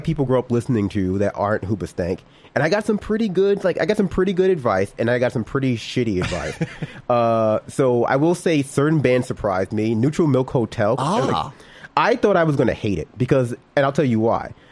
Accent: New York City, New York, United States; I grew up in Brooklyn in the 90s

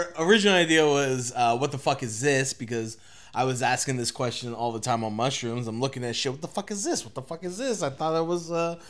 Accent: Canada; I'm the first gen Canadian in both sides of my family.

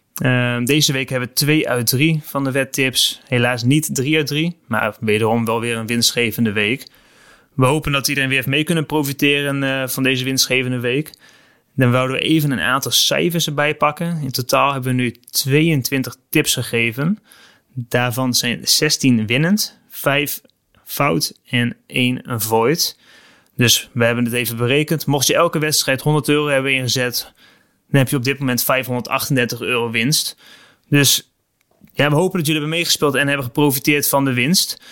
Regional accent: Netherlands; als Nederlander

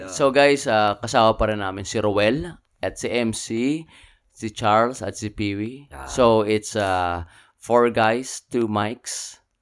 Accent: Manila, Metro Manila, Philippines; moved away as an adult; now in United States; ako taga Maynila

